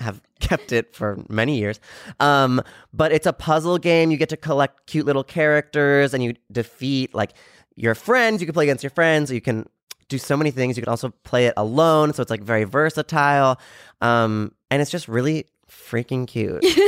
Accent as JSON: {"language": "English", "town": "San Diego", "region": "California", "country": "United States"}